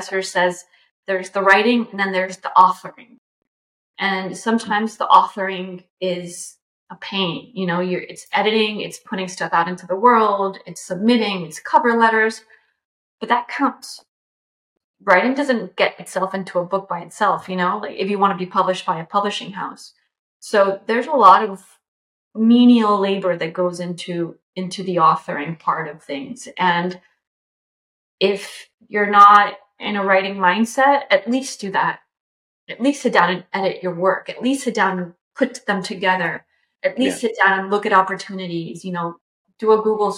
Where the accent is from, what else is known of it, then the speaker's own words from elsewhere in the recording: Bogotá, Colombia; moved away; I grew up in Bogota